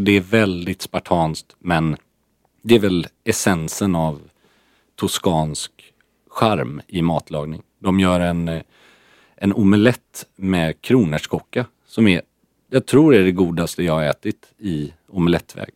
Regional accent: Sweden

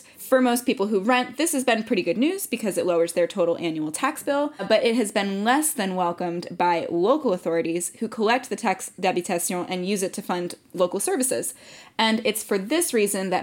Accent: United States; now in France; as an American

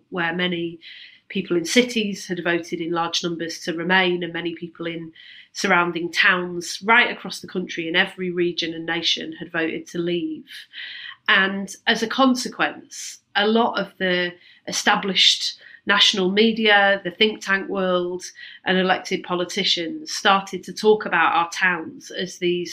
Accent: Manchester, North West England, United Kingdom; I grew up in Manchester

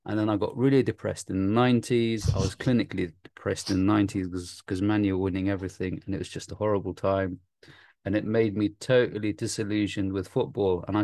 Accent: Nottingham, East Midlands, United Kingdom; also born or lived in Iraq; I came here at the age of four, and we went to Nottingham.

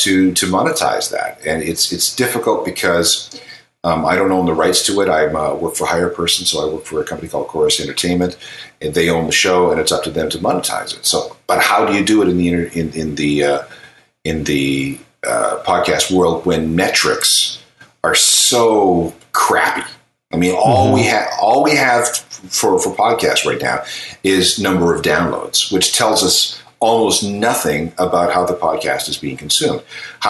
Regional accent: Manitoba, Canada; now in Ontario, Canada; I live in Ontario. I'm from Manitoba.

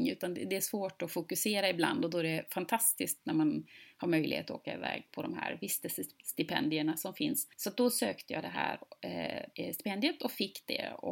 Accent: Gothenburg, Västra Götaland, Sweden; född och uppvuxen i, i centrala Göteborg och alltid bott i, i lite större städer

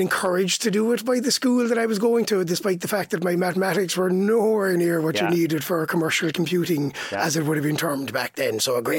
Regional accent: County Waterford, Munster, Ireland; accent: Waterford; also born or lived in Swansea, Wales / Carlow; I've got a bit of a unique twang, all right, yeah. Stephen. A hybrid model is right. I was born and bred in County Waterford and yeah. I was there for 23 years. Yeah. And then I moved to the UK and I actually spent 11 years living in South Wales in Swansea.

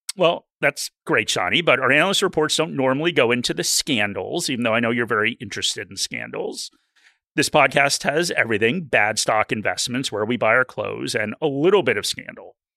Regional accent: Australia; I'm an Australian

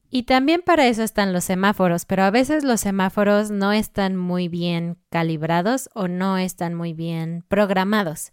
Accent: Mexico City, Mexico; moved away as an adult; now in Querétaro, Mexico; nosotros somos de Ciudad de México, una gran, gran ciudad. Y ahora nosotros estamos en la ciudad de Querétaro

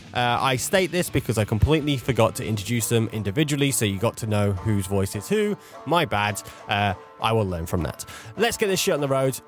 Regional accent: United Kingdom; being a Brit

